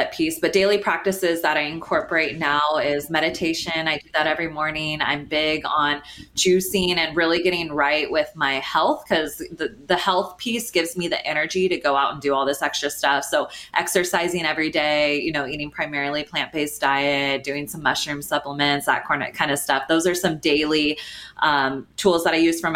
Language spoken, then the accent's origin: English; Sacramento, California, United States; now in Los Angeles, United States; I grew up in Sacramento